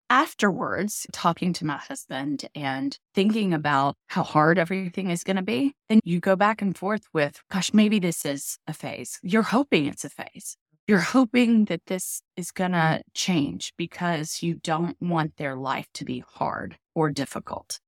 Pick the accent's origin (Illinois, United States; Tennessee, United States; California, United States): Tennessee, United States; moved away as an adult; also born or lived in New York City / Bronxville, New York; now in Charleston, United States; I grew up in Tennessee